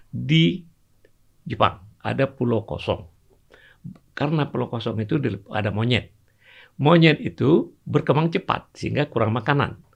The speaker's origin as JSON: {"language": "Indonesian", "region": "Aceh", "country": "Indonesia", "tie": "born there", "said": "Dulu waktu saya kecil misalnya, saya lahir di Aceh. Ada istilah-istilah bahasa Aceh itu yang kalau kita ucapkan"}